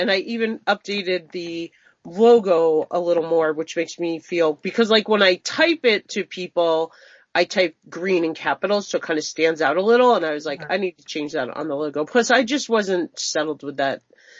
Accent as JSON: {"language": "English", "area": "Long Island", "region": "New York", "country": "United States", "tie": "born or raised there", "also_born_or_lived": "Northwest Montana", "moved": "yes", "lives_now": "Montana, United States", "said": "We are in Northwest Montana, but I grew up on Long Island, so I'm very familiar with, like, the Connecticut area."}